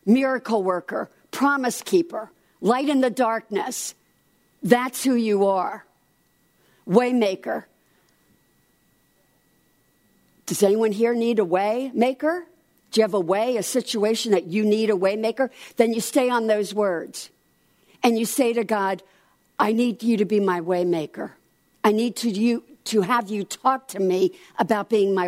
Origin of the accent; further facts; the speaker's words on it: New Jersey, United States; I'm from New Jersey